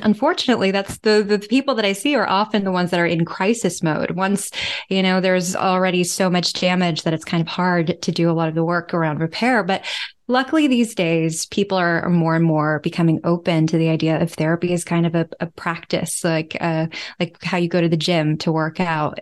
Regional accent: United States; moved away as an adult; also born or lived in New York City; now in Amsterdam, Netherlands; I'm from the United States

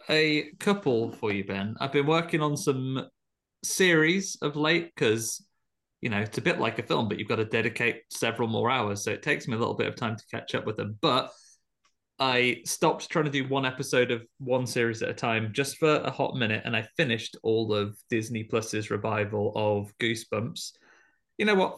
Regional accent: United Kingdom; as a British person

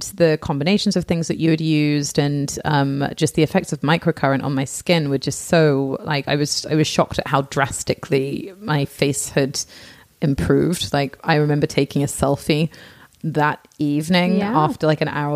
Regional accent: England, United Kingdom; moved away; I'm from England

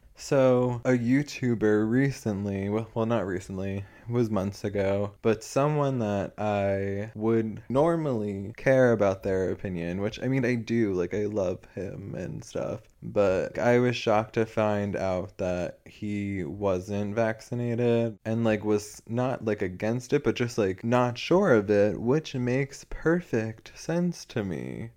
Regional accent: United States; I'm supposed to be ashamed of, like, being American

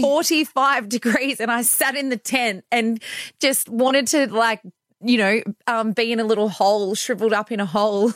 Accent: Bathurst, New South Wales, Australia; moved away as an adult; also born or lived in London; now in Perth, Australia; I grew up in New South Wales in a place called Bathurst

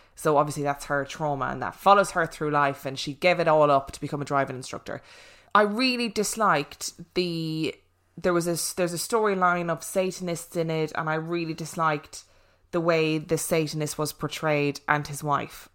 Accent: Ireland; I am actually Irish.

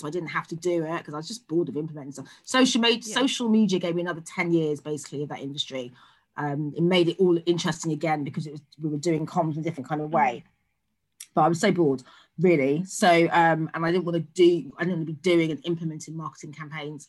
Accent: London, United Kingdom; born and bred in London, born and bred in South London, now live in Northeast London

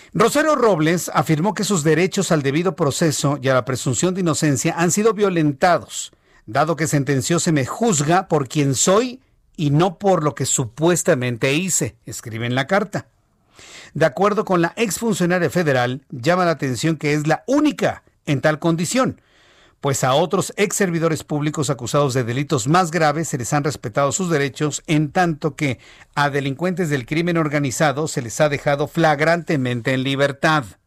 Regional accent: Mexico; Somos más los mexicanos

